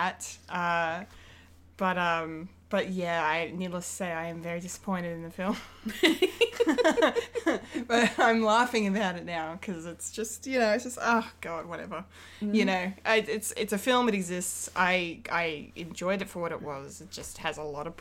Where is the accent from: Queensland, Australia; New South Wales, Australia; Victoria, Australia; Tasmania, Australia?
Victoria, Australia; Bendigo; moved away; my hometown